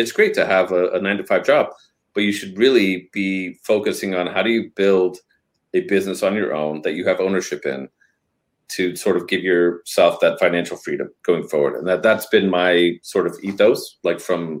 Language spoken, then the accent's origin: English; Denver, Colorado, United States; moved away; also born or lived in Northern California / San Francisco; I was born and raised in Denver, Colorado, and then we moved because my mom had a health problem, and so we moved to Northern California